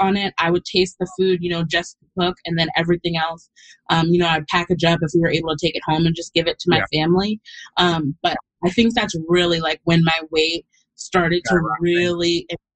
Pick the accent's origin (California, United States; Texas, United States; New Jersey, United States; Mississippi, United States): Texas, United States; moved away as an adult; also born or lived in New York; I'm from Texas. I moved to New York to go to college where I knew nobody